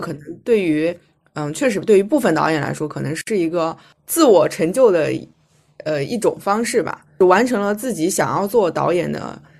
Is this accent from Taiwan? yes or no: no; Shanxi, China; 我是山西人